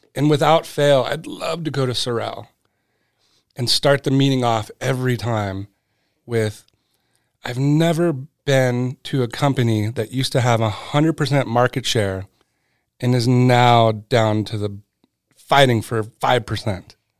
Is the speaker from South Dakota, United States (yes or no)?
no; Southern California, United States; born or raised there; also born or lived in Connecticut